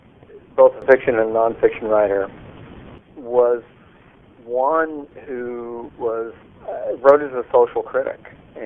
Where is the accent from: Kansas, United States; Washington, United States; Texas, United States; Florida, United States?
Florida, United States; I grew up in Florida